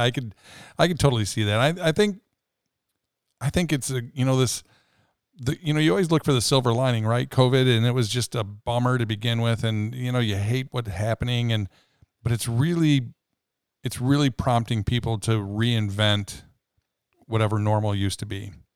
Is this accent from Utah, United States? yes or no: no; Rockford, Illinois, United States; as a kid, you know, growing up in Rockford, Illinois